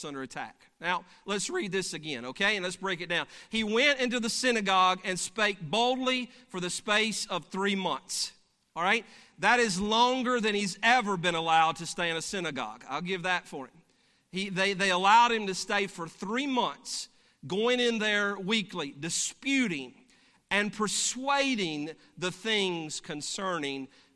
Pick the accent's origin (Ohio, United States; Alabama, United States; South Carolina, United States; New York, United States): Alabama, United States; I'm from Alabama.